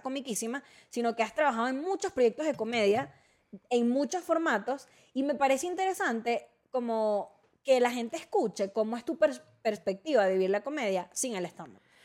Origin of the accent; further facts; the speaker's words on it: Venezuela; now in Mexico; Estefanía y yo somos venezolanas